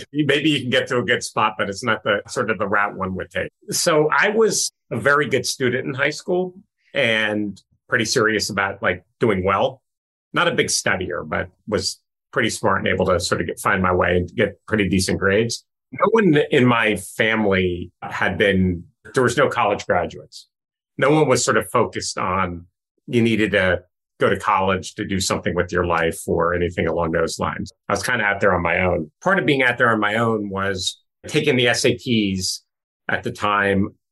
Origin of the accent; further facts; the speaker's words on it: northwest New Jersey, United States; I grew up in the mostly in the western part of New Jersey, bordering Pennsylvania, northwest corner of New Jersey